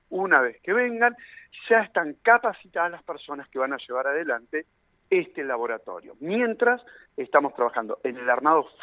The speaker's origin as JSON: {"language": "Spanish", "town": "Zapala", "region": "Neuquén", "country": "Argentina", "tie": "born there", "said": "de la Dirección de Minería de la provincia en lo que nací en Zapala"}